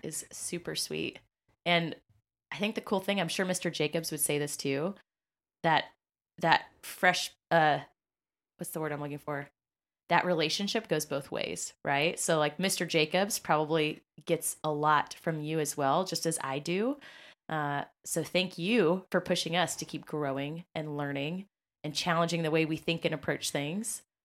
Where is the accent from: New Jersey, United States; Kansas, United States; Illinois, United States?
Kansas, United States; moved away as an adult; now in Indianapolis, United States; I was from Kansas